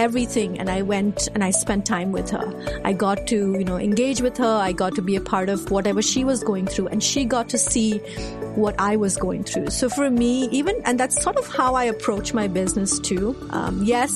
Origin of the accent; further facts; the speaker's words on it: India; moved away as an adult; now in United States; I was an Indian, born and raised in India, now living in the States